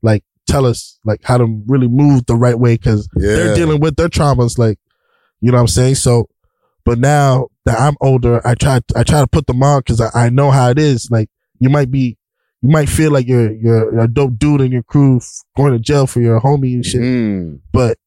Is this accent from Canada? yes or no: yes; Ottawa, Ontario, Canada; I'm from Chinatown. Luckily, I grew up in a neighborhood where it's like, there was no politics